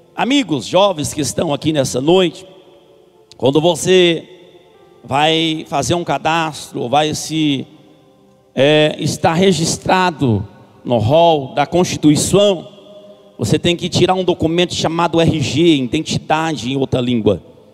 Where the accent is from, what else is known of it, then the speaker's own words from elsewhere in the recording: a town in the interior of Goiás, Brazil; Sou de uma cidade do interior de Goiás, onde a gente pastoreamos ali um campo com cinco igrejas